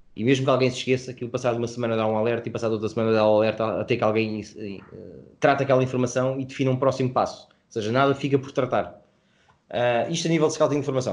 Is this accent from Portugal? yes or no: yes; Portugal; somos portugueses